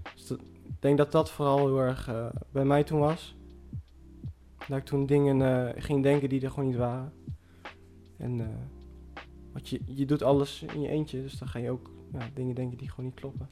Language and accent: Dutch; Zwolle, Overijssel, Netherlands; ik ben dan opgegroeid in Zwolle